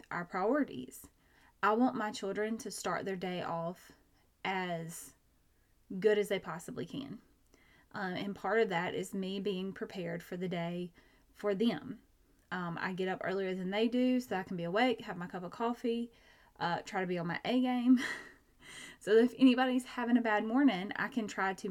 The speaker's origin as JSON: {"language": "English", "region": "Georgia", "country": "United States", "said": "I'm from Georgia"}